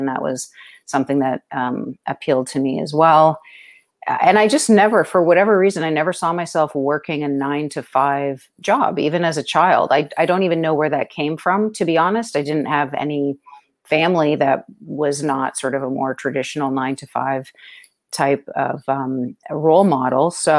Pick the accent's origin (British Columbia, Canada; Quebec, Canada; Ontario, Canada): Ontario, Canada; Toronto; moved away as an adult; also born or lived in New York City; now in Ozark Mountains, United States; I'm originally from Toronto, Canada. That's where I grew up and went to school and started practicing law.